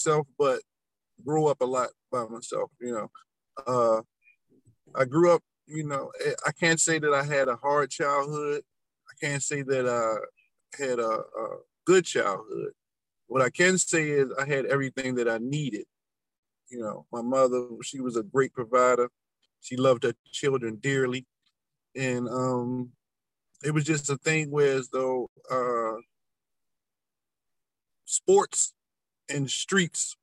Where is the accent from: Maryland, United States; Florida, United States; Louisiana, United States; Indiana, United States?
Maryland, United States; Baltimore; I grew up in Baltimore, Maryland, you know, on the west side